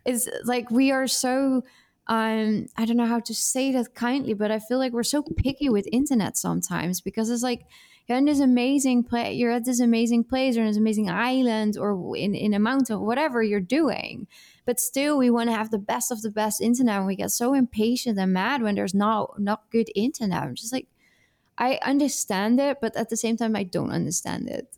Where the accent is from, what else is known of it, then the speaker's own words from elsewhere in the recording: Netherlands; English is a second language; moved away as an adult; also born or lived in Italy; now in Brazil; there are nine years that I'm this developing international abroad girl, and then everything before that is Dutch